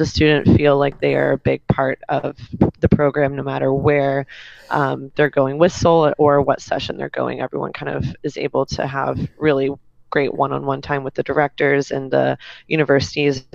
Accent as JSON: {"language": "English", "town": "Dallas", "region": "Texas", "country": "United States", "lives_now": "Austin, United States", "said": "I'm originally from Dallas, Texas, and live in Austin, Texas now"}